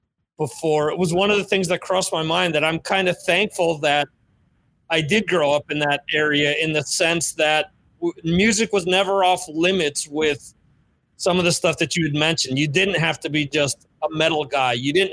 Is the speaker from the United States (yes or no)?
yes; Dover, New Jersey, United States; moved away as an adult; now in Spain; I haven't lived in the area in like 18 years. I'm originally from Dover